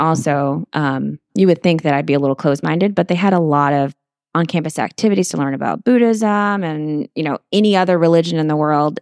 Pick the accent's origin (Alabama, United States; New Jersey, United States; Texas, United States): Texas, United States; Portland; moved away as an adult; also born or lived in San Antonio, Texas / Houston, Texas; My parents moved to the Corpus Christi area, a little small town called Portland, Texas